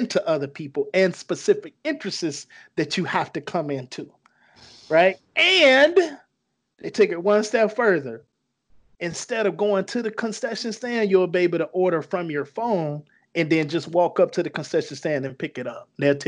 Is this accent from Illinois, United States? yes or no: yes; Chicago, Illinois, United States; I'm from Chicago